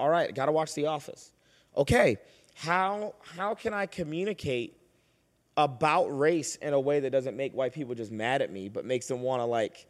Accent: Boston, Massachusetts, United States; He said, because I'm from Roxbury, Massachusetts.

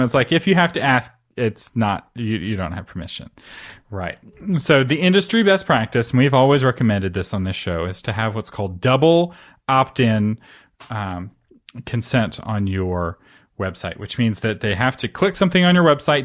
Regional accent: United States; I'm an American

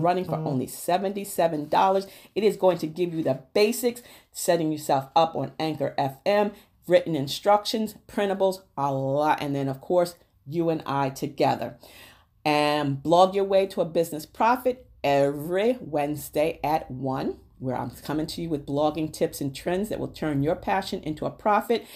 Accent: New Rochelle, New York, United States; I grew up in Neuracial and the projects in Neuracial, New York, and I lived at fifty-one Winthrop Avenue

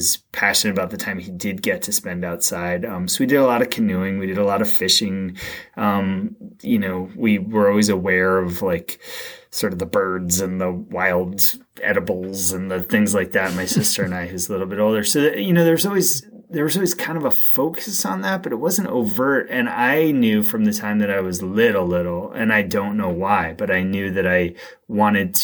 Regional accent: Greater Boston, Massachusetts, United States; I grew up in a commuter, a fairly affluent town west of Boston

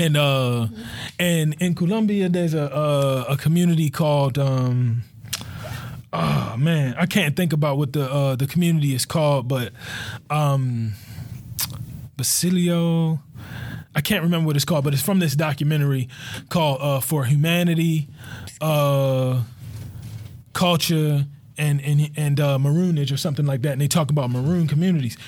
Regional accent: Baltimore, Maryland, United States; I grew up in Cherry Hill

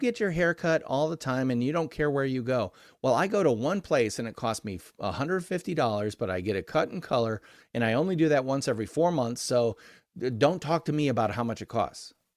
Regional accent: Midwestern American, United States; I'm Midwestern American

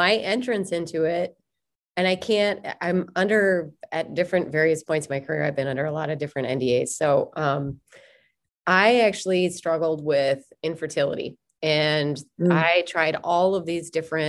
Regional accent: Minnesota, United States; accent: Minnesotan; my Minnesotan accent

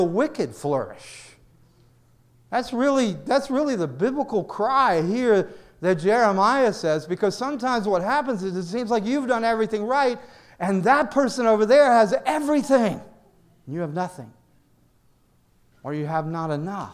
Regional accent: the South, United States; now in New York, United States; I grew up in the South

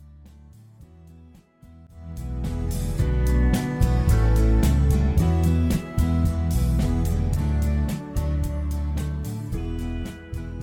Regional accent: San Diego, California, United States; I grew up in San Diego, born and raised

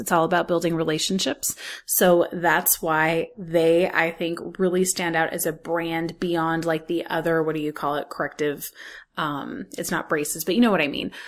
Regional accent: Los Angeles, California, United States; I grew up in Hollywood

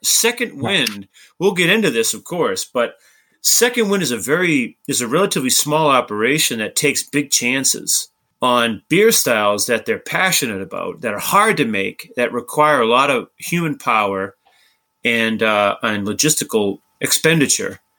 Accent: Brockton, Massachusetts, United States; I'm from Brockton

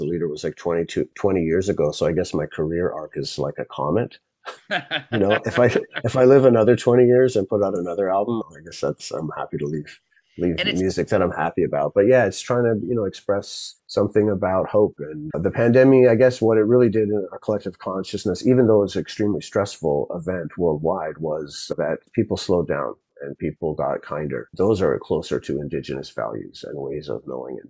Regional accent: Zambia; moved away; when I grew up in Zambia and went to school in a public school out in the bush and lived in the suburbs of the capital

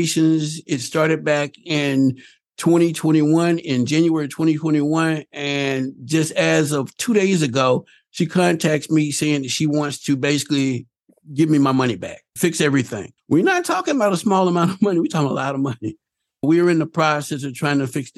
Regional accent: the South, United States; I'm from the South, again, because of the way that I was raised

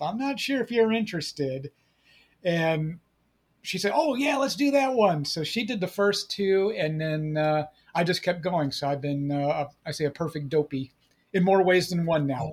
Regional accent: Chicago, Illinois, United States; moved away; I'm originally from the Chicago area

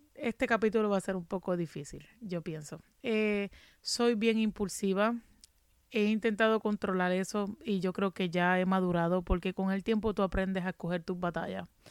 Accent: Ponce, Puerto Rico; moved away as an adult; also born or lived in Juana Díaz, Puerto Rico; now in Massachusetts, United States; en Ponce, me mudé a Juana Díaz y de Juana Díaz cuando vino María perdí mi casa

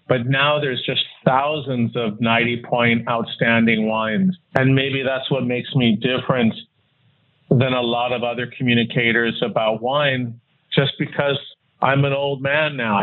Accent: Los Angeles, California, United States; moved away as an adult; also born or lived in Newport Beach / Utah / Wisconsin; now in Hong Kong; I was born and raised in Los Angeles and um, actually in Hancock Park, and then um, moved as a teenager to Newport Beach

